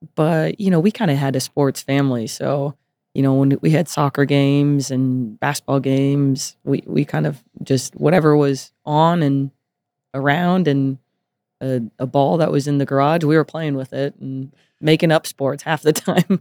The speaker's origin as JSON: {"language": "English", "town": "Las Vegas", "region": "Nevada", "country": "United States", "tie": "born or raised there", "moved": "as an adult", "said": "I was born and raised here"}